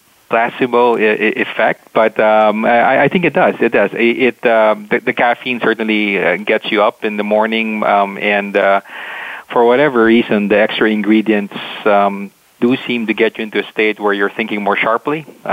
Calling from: Chicago, Illinois, United States; So I'm calling from Chicago, like I was last time.

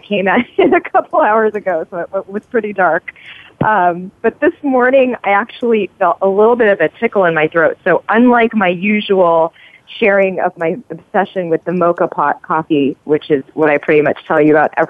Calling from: Dublin, California, United States; I am calling from Dublin, California, so I'm across the Bay Area from Arie.

